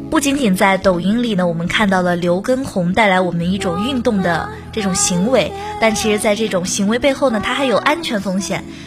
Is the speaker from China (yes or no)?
yes; China; 我们生在这个中国这个非常和平的城市